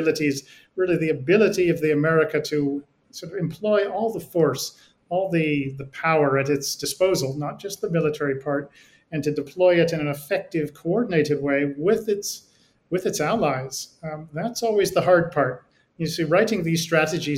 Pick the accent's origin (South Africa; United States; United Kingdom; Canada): United States; As an American